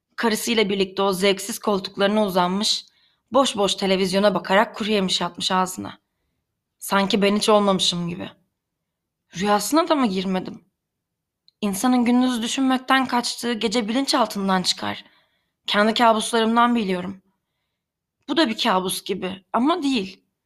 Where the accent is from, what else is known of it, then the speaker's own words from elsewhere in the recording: Karabük, Karabük Province, Turkey; Ben Karabük'te beyaz floresan ışıklı bir lojman dairesinde büyüdüm